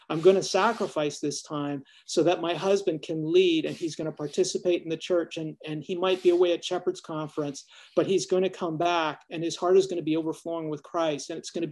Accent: Canada; now in United States; I'm Canadian. We grew up with more snow than we needed.

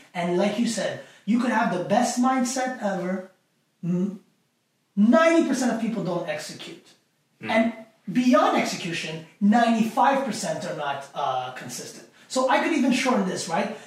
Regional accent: Montreal, Quebec, Canada; I grew up in an area uh, that was pretty rough growing up in Montreal

